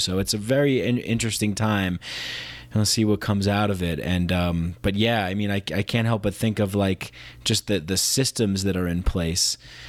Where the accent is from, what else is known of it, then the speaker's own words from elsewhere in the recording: New York, United States; I saw it. I grew up in New York